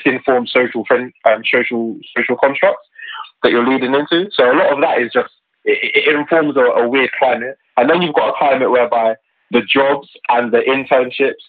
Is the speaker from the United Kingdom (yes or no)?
yes; Luton, East of England, United Kingdom; I'm from Luton, and locally I'm involved in our politics here.